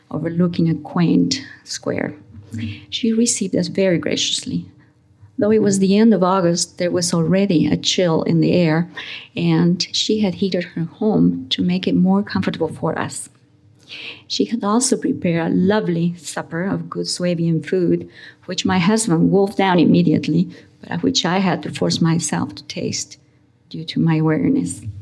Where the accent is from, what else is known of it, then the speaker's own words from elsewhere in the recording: Uruguay; English is a second language; moved away as an adult; also born or lived in Spain / United States; I was born in Spain. I had moved in my pre teenage years with my parents to Uruguay. And in my college years, I had taken up residency in the United States under trying and difficult circumstances.